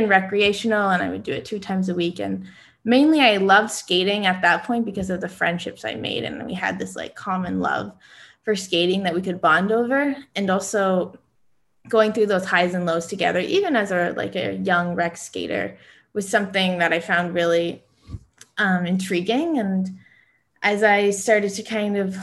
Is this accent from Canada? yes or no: yes; Canada; being a Canadian